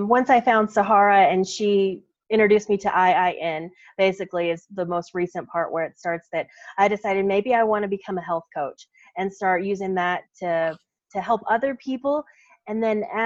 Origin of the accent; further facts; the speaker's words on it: Texas, United States; now in Colorado, United States; we're from Texas